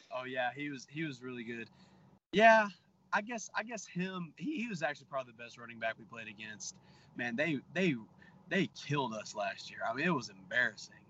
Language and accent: English; Texas, United States; I'm from Texas